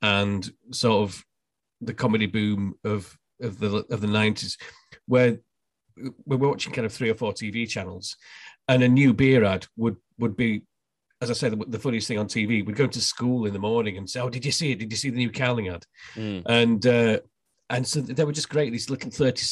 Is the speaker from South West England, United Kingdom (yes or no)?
no; Barnsley, Yorkshire and the Humber, United Kingdom; moved away as an adult; now in London, United Kingdom; I grew up in Barnsley